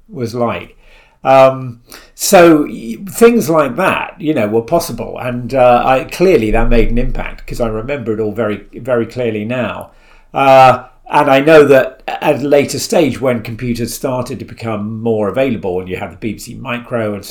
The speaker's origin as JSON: {"language": "English", "area": "Isle of Wight", "region": "South East England", "country": "United Kingdom", "tie": "born or raised there", "said": "I grew up on the Isle of Wight"}